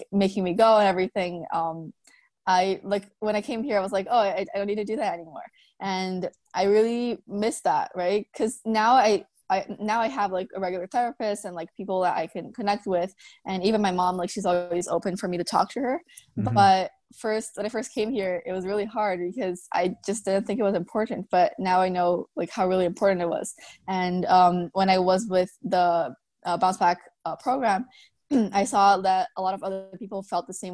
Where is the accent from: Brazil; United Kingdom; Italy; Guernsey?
Brazil; moved away as an adult; now in Vancouver, Canada; I moved here to Vancouver 2 years ago, and I was born in Brazil